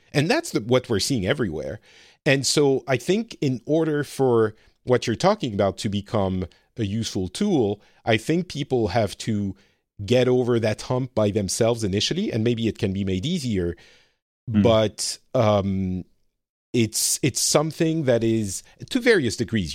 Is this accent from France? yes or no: yes; France; moved away as an adult; also born or lived in Lebanon; now in Finland; I grew up very French, very white, uh, privileged class France